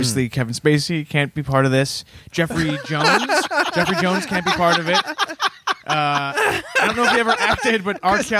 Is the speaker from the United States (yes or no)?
no; Canada